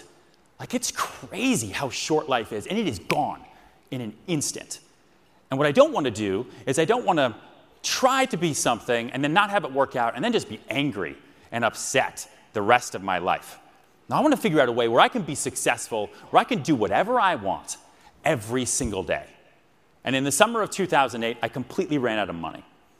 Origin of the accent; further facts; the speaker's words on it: Houston, Texas, United States; born there; I was born in Houston, Texas, on a mattress. I moved around 8 times.